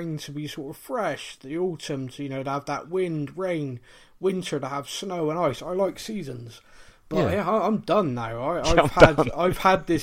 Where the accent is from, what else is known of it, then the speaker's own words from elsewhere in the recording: Bristol, South West England, United Kingdom; I'm actually from Bristol, as if my accent didn't give that away